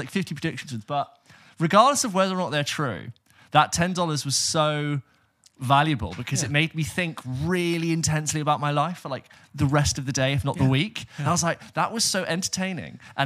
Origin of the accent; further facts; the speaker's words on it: United Kingdom; I'm British